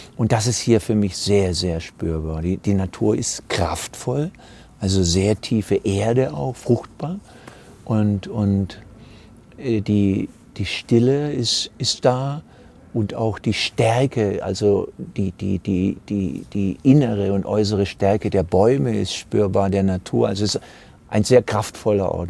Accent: Southern Germany, Germany; als Süddeutscher es ist ja hier die Ausläufer von Süddeutschland

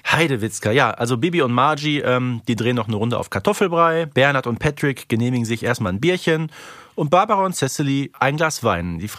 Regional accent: Hamburg, Germany; Ja, als Hamburgerin musst du dazu auch eine Meinung

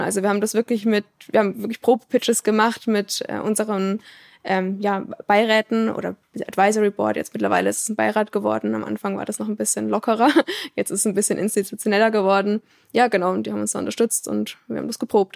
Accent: Würzburg, Bavaria, Germany; moved away as an adult; now in Aalen, Germany; aus dem Raum Würzburg, ganz grob

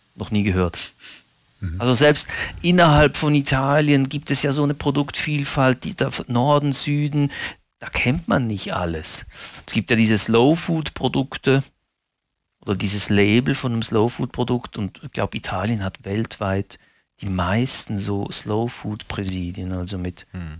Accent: Basel, Basel-Stadt, Switzerland; Ich bin ja in Basel geboren und aufgewachsen, aber meine Eltern sind aus den Abruzzen, Mittelitalien

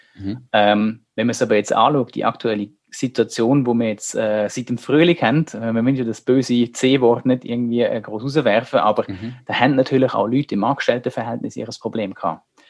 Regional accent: Germany; now in Switzerland; Wir sind in Deutschland aufgewachsen

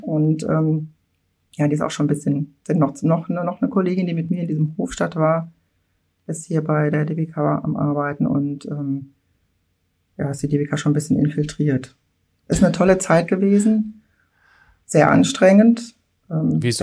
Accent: Mülheim-Kärlich, Rhineland-Palatinate, Germany; Mülheim-Kerlich ist eine Hochburg, also mein Heimatort

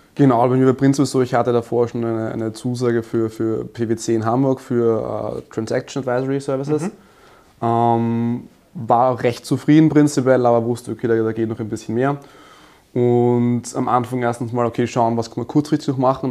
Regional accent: Graz, Styria, Austria; ich komme aus Österreich, in Graz geboren und aufgewachsen

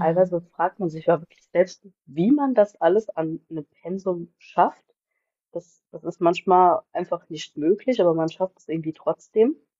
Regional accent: Bendorf, Rhineland-Palatinate, Germany; komme aus Bendorf

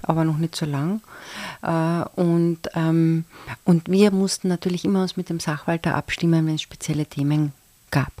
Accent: Carinthia, Austria; als Kärntnerin

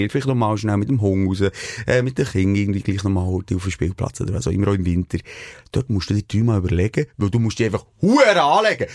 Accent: Switzerland; wir als Schweizer

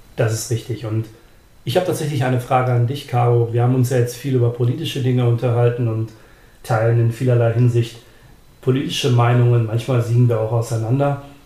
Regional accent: Germany; bei uns in Deutschland

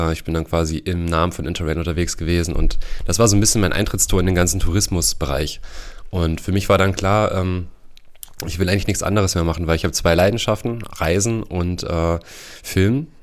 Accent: Heringen, Hesse, Germany; also born or lived in Bad Hersfeld; ich komme äh, ursprünglich aus Hering. Da bin ich aufgewachsen.

